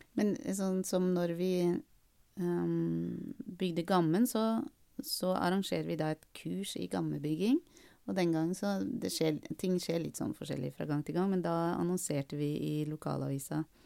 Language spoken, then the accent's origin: Norwegian; Bærum, Akershus, Norway; Jeg vokste opp i Østre Bærum i en, i en sånn Vatnevilla.